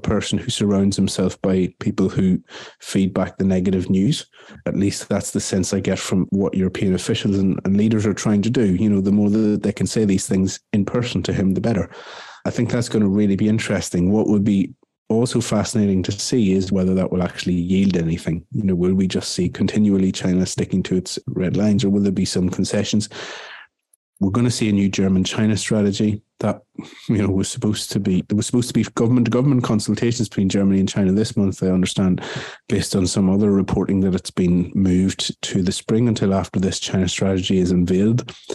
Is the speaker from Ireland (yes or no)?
yes; Ireland; as an Irishman